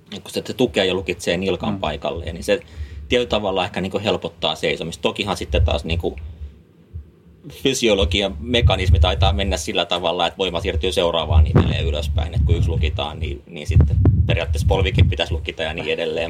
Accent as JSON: {"language": "Finnish", "town": "Helsinki", "region": "Uusimaa", "country": "Finland", "tie": "born or raised there", "also_born_or_lived": "Vantaa / Jyväskylä / Ivalo / Kemijärvi", "moved": "as an adult", "lives_now": "Äkäslompolo, Finland", "said": "mä oon Helsingistä kotoisin. Okei. Okay mä oon, tai Vantaalla käynyt syntymässä. Mä oon pari vuotias, kun ollaan Helsingin puolelle muutettu sitten, mutta, mutta siellä, siellä mä oon lapsuuteen ja nuoruuteen, nuoruuteen ollut"}